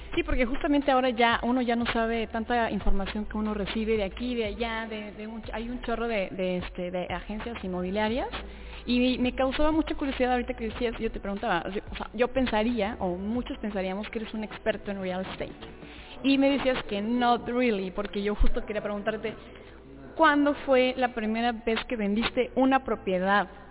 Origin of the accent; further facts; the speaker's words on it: Mexico City, Mexico; yo que soy de la Ciudad de México